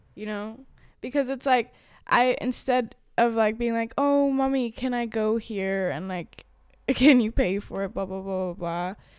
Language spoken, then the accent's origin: English; Thailand; now in Amsterdam, Netherlands; because I'm Thai, and then when they find out that I'm Thai